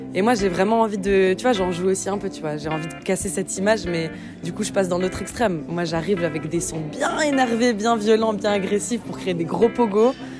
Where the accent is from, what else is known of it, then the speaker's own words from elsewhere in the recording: Lausanne, Vaud, Switzerland; also born or lived in Tunisia / Lebanon; je viens de Lausanne, mais je bouge un peu de partout.